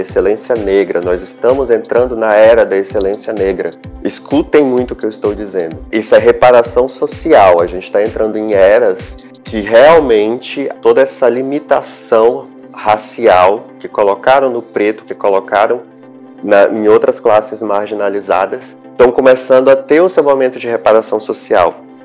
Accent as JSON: {"language": "Portuguese", "town": "Porto Velho", "region": "Rondônia", "country": "Brazil", "tie": "born or raised there", "also_born_or_lived": "Lábrea, Amazonas / Manaus, Amazonas", "said": "aos nove anos de idade, que eu, meu pai e minha mãe saímos de Manaus e viemos para Porto Velho"}